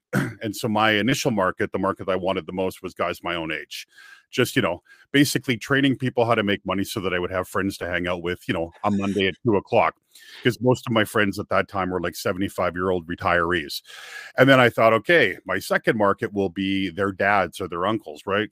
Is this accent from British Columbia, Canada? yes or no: yes; Kamloops, British Columbia, Canada; moved away as an adult; also born or lived in Vancouver, Canada; my hometown, which is a place called Kamloops, B C, it's an interior town about three hours north of Vancouver